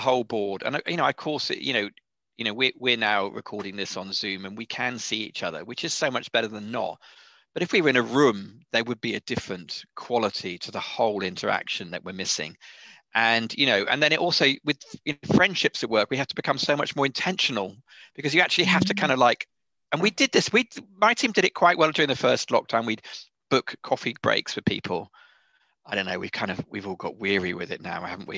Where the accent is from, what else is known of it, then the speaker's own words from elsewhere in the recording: United Kingdom; being British